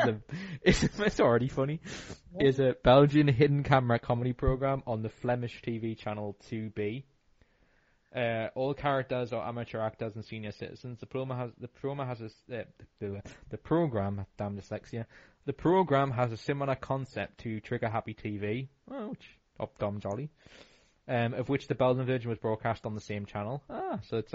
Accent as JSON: {"language": "English", "country": "United Kingdom", "said": "as British"}